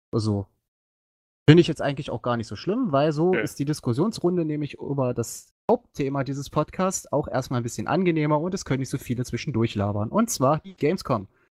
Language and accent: German; Magdeburg, Saxony-Anhalt, Germany; ich komme auch nun aus Magdeburg